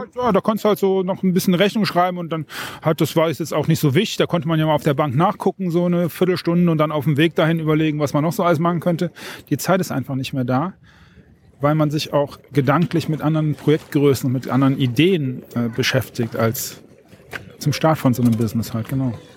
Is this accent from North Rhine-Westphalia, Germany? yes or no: yes; North Rhine-Westphalia, Germany; ich komme vom Niederrhein